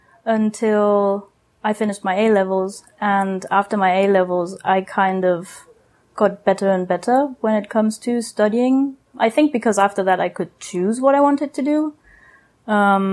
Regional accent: Germany; moved away as an adult; now in San Juan del Sur, Nicaragua; I was born and raised in Western Germany, very close to the Dutch border.

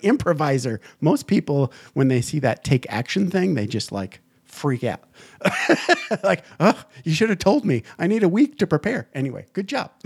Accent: Upper Peninsula, Michigan, United States; I'm from Michigan, but I'm from the Upper Peninsula

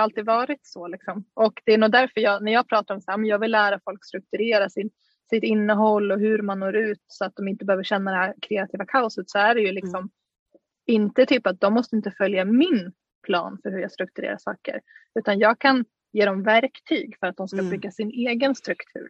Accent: Dalarna County, Sweden; moved away; en gård i Dalarna där jag är ifrån

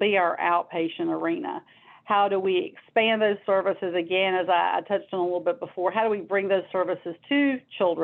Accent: North Carolina, United States; also born or lived in Washington, D.C.; I grew up here in North Carolina

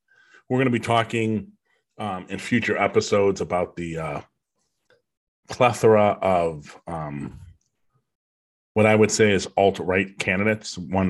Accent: United States; And just because an American does a bad thing doesn't make me part of that because I'm American.

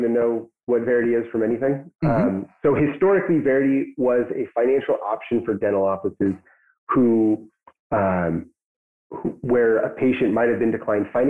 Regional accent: Pacific Northwest, United States; now in Chelan, United States; I grew up in the Pacific Northwest

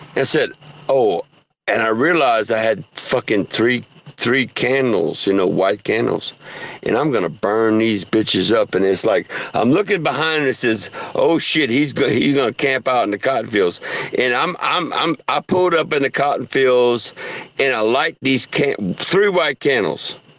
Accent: southern Louisiana, United States; moved away; louisiana i'm french

